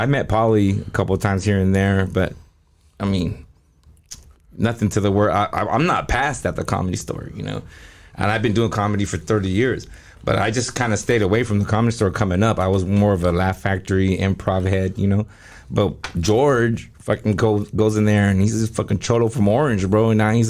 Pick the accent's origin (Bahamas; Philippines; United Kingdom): Philippines; I'm doing Latino rooms, but I'm not Latino. I'm a Filipino, Asian dude.